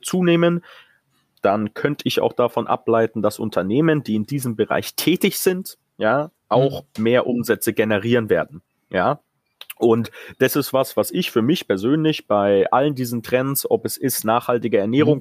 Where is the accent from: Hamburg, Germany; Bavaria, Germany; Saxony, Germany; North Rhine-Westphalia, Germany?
Bavaria, Germany; Munich; now in United Kingdom; ich als Münchner